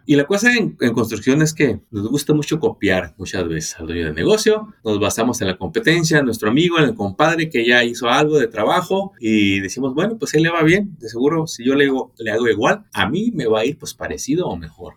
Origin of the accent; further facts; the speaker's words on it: Mexico; now in United States; Soy originario de México